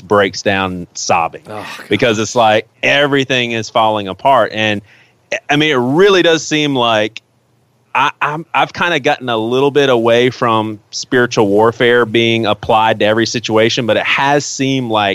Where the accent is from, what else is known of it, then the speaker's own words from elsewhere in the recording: Charleston, South Carolina, United States; growing up in Charleston